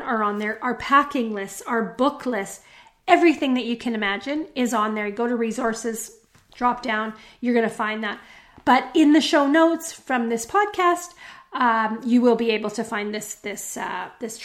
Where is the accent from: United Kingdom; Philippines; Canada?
Canada; Western Canada; growing up in Canada, in Western Canada, we don't speak as much French.